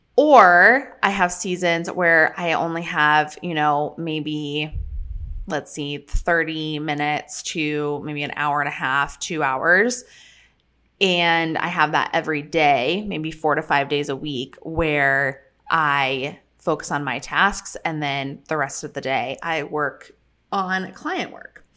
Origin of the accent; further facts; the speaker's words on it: Colorado, United States; moved away; we are headed to Colorado, back to my hometown